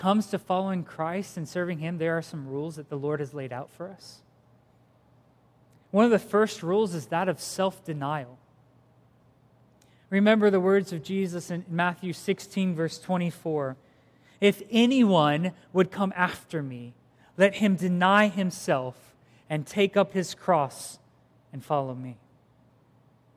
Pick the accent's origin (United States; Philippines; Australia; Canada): Philippines; moved away; I grew up in the Philippines